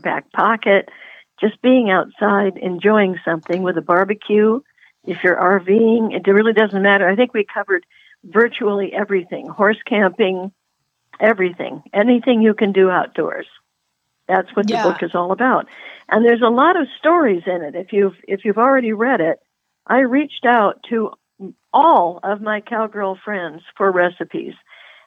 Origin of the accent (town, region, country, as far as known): Puget Sound, Washington, United States; born or raised there; moved away